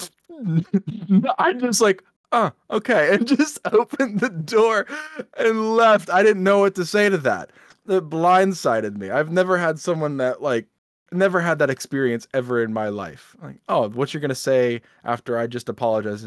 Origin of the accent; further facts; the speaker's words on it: United States; we're American and we live here